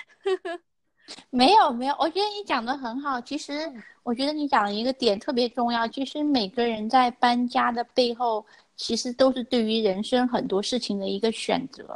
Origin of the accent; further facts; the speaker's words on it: China; 我们中国人